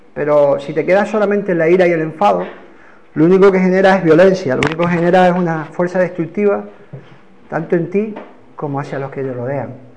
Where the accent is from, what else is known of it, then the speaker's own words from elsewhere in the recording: Canary Islands, Spain; accent: Canarian; Hoy vuelvo al ritmo canario